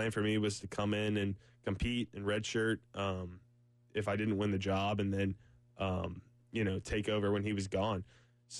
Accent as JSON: {"language": "English", "town": "Salisbury", "region": "North Carolina", "country": "United States", "tie": "born or raised there", "moved": "as an adult", "lives_now": "Columbia, United States", "said": "I grew up right there in Salisbury and stayed there my whole life"}